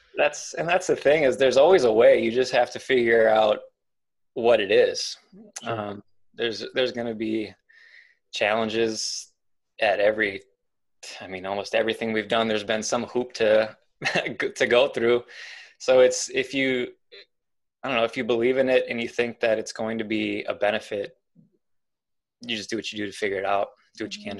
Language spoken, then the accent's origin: English; Milwaukee, Wisconsin, United States; moved away; I'm not from this area. I'm originally from Milwaukee